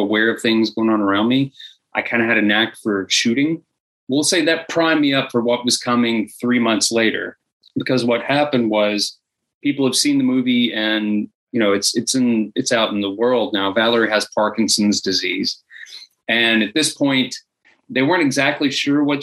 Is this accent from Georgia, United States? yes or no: yes; Georgia, United States; moved away as an adult; now in Los Angeles, United States; I moved to Los Angeles from Georgia. That's where I was born